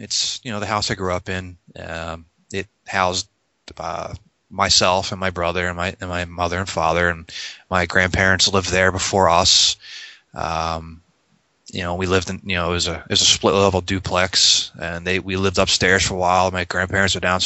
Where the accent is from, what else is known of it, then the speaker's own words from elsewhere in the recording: North Wildwood, New Jersey, United States; I grew up in South Jersey, actually North Wildwood, and I lived in the same house for